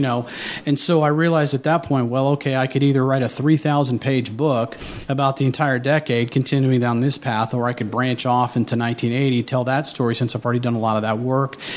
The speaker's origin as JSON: {"language": "English", "region": "Southwest Ohio", "country": "United States", "tie": "born or raised there", "said": "I grew up in Southwest Ohio."}